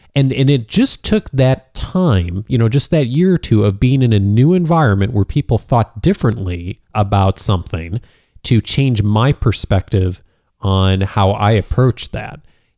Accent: Illinois, United States; now in California, United States; I remember I moved to California back in 1999, and I came from Illinois

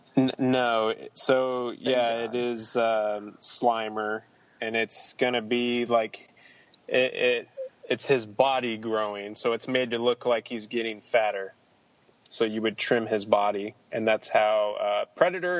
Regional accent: Denton, Texas, United States; filmed in my hometown, in Texas, at the University of North Texas

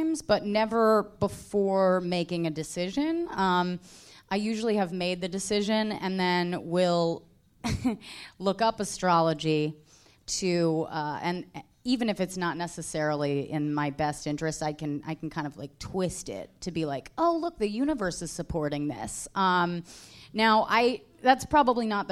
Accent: Virginia, United States; now in New York, United States; I'm from Virginia.

